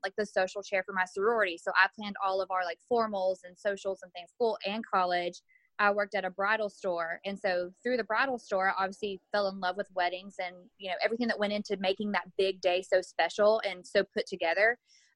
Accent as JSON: {"language": "English", "town": "Douglasville", "region": "Georgia", "country": "United States", "said": "I'm from Douglasville, but I actually got married in Noonan."}